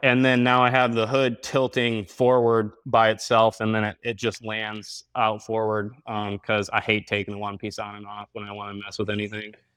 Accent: Grand Rapids, Michigan, United States; I am from Grand Rapids, Michigan

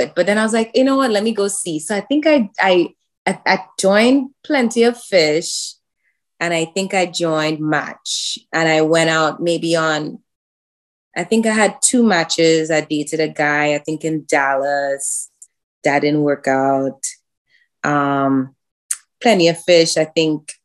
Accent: Trinidad & Tobago; moved away as an adult; now in Houston, United States; I went to high school in Trinidad, secondary school in Trinidad. So I came to the US when I was 19.

